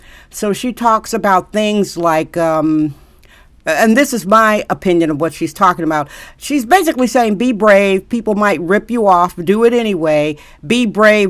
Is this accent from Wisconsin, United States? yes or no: yes; Wisconsin, United States; I'm from Wisconsin.